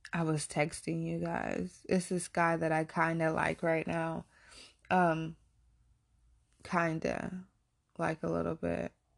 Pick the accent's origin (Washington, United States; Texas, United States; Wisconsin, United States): Texas, United States; moved away; also born or lived in Warren, Ohio; I actually grew up in Texas